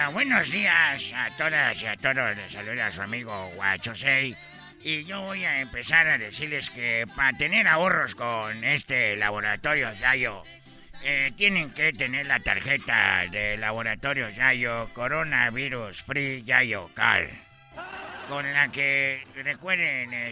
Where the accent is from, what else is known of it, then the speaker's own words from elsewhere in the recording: China; Spanish is a second language; les voy a decir la verdad, yo soy de China y … Nunca habían escuchado a un chino en la mañana hablando con ustedes en esta radio